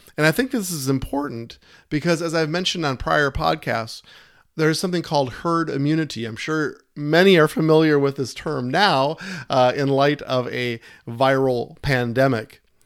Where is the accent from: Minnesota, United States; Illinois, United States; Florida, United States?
Minnesota, United States; my home state of Minnesota